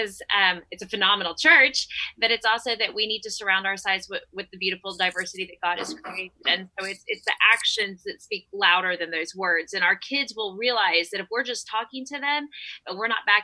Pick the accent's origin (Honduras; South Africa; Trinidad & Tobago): Honduras; now in United States; I grew up in Central America. So I grew up in, of course, a Hispanic, a Honduran church.